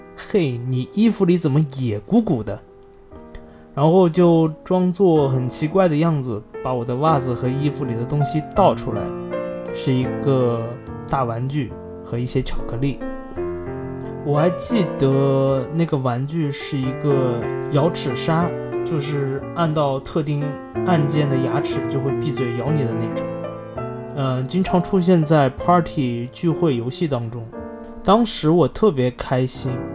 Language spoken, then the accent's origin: Chinese; southern China, China; 作为南方人